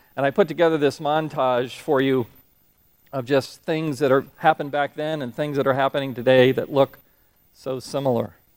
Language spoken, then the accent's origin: English; Florida, United States; moved away as an adult; also born or lived in Huntsville, Alabama; I grew up in Florida, and I'm used to Florida weather patterns